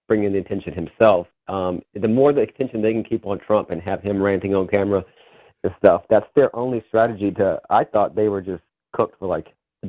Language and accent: English; Virginia, United States; I'm from Virginia